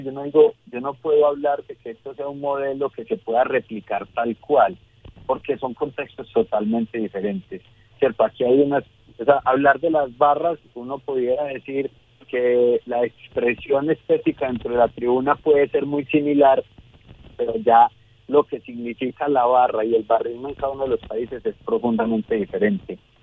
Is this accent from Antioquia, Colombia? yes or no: yes; Medellín, Antioquia, Colombia